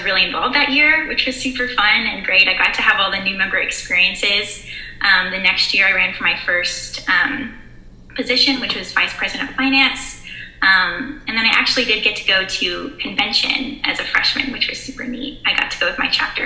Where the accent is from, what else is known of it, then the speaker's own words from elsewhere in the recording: Dallas, Texas, United States; moved away as an adult; now in Norman, United States; I'm from Dallas and I go to OU in Norman, Oklahoma